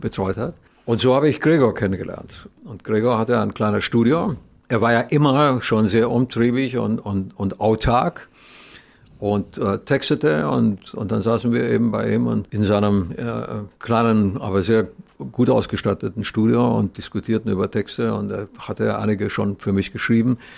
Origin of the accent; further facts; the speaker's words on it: Romania; moved away; als Kind in Rumänien